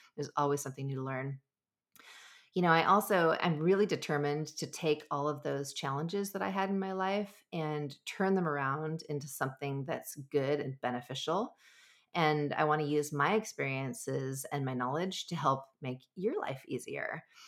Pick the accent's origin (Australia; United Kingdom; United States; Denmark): United States; Southern California; I grew up in Southern California